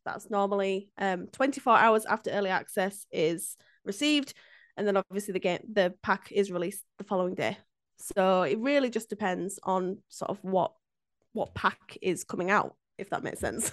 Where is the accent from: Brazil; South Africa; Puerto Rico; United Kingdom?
United Kingdom; Yorkshire and the Humber; a Brit, like, a, a Yorkshire lass